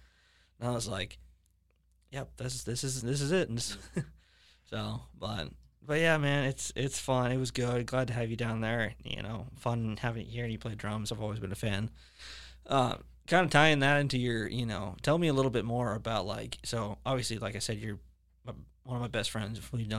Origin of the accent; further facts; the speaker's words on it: Leesburg, Florida, United States; also born or lived in Orlando, Florida; I was raised in Leesburg, but, you know, born in Orlando.